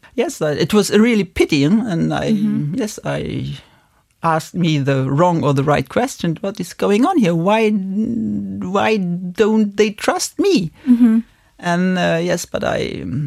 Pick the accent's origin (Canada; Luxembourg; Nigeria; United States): Luxembourg; here in Luxembourg. So we are belonging to the happy few over here. We are living in a multicultural country